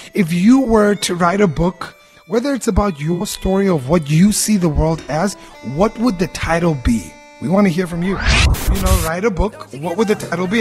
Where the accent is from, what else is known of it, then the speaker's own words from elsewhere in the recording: Cape Town, Western Cape, South Africa; I loved and grew up in Mitchell's Plain for more than 30 years.